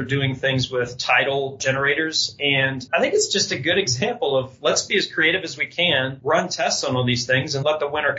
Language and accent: English; West Virginia, United States; now in Boulder, United States; I grew up in West Virginia